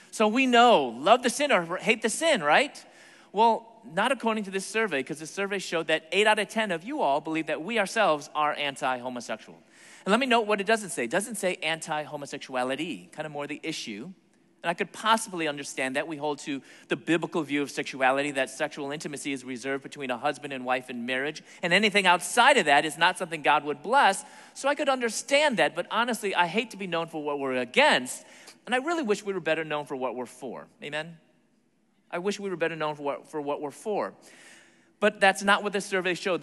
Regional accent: Chicago, Illinois, United States; moved away as an adult; also born or lived in Atlanta, Georgia; my hometown, Chicago

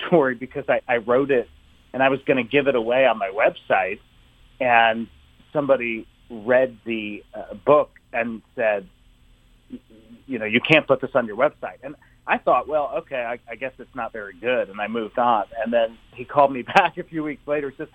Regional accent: Maryland, United States; also born or lived in Summit, New Jersey; but I moved to Maryland. I grew up there

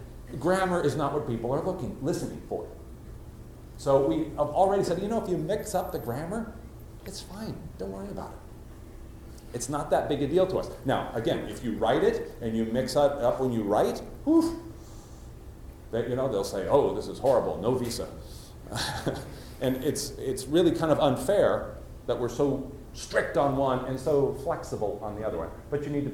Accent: United States; accent: standard American; I have a normal, standard American accent

